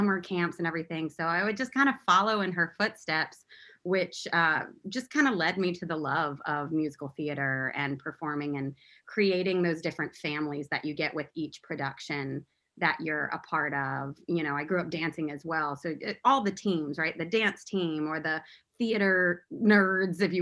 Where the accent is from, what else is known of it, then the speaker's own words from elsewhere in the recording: Baton Rouge, Louisiana, United States; moved away as an adult; now in Los Angeles, United States; I am a Southerner born and raised in Louisiana. That's where my entire family grew up, Baton Rouge to be exact